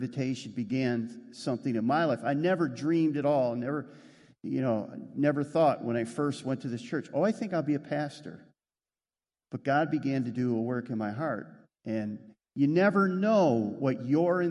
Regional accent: Western New York, United States; also born or lived in Rochester, New York; I grew up in Western New York

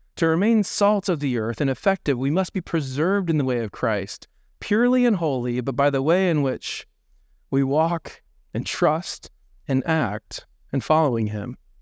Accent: Indiana, United States; now in Dubuque, United States; growing up in Indiana, there's no hills anywhere

